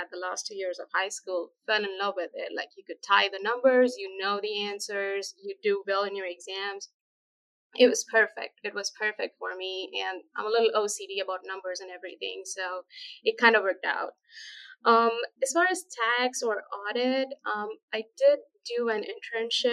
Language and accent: English; India; moved away as an adult; also born or lived in New York, United States; now in United States; I'm originally from India. I finished my undergrad, master's, and chartered accountancy, which is the CPA equivalent over there